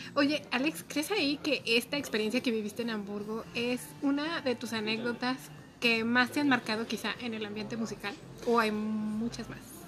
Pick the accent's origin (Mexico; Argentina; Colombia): Mexico; nuestra condición como mexicanos, estando en México